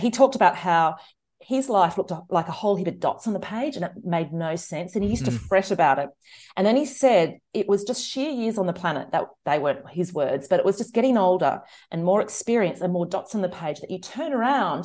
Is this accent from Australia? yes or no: yes; Australia; we grew up out on this subsistence living property an hour outside Canberra